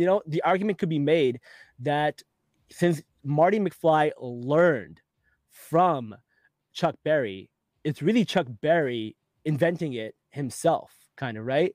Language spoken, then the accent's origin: English; Pakistan; I'm from Pakistan, and where I'm from, we don't need roads